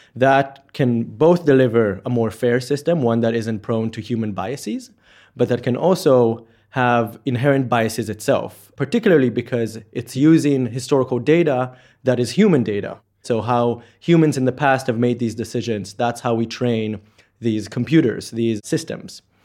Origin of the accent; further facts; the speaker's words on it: Israel; moved away as an adult; now in Oxford, United Kingdom; from Israel